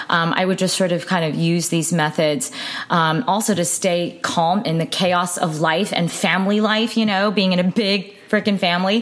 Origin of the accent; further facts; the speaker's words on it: United States; being Asian American